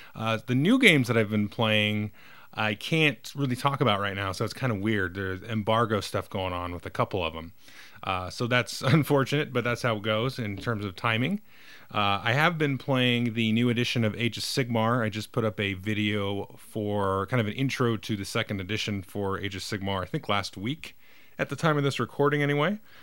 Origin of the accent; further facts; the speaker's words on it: United States; I, as an American